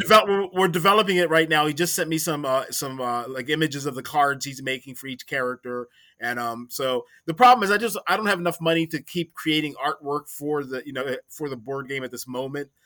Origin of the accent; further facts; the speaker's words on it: Maryland, United States; I grew up in Maryland